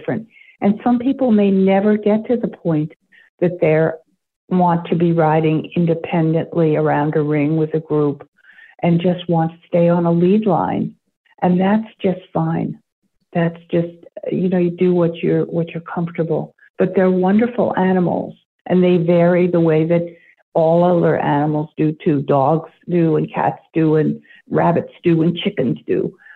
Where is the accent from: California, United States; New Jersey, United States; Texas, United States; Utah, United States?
New Jersey, United States; now in Maine, United States; I grew up in New Jersey. I live in Maine now.